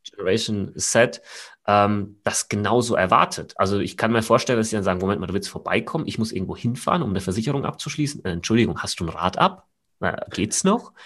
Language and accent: German; Aschaffenburg, Bavaria, Germany; now in Munich, Germany; wo ich herkomme, ursprünglich aus Aschaffenburg, falls das jemand kennt, in Unterfranken, nicht Hessen.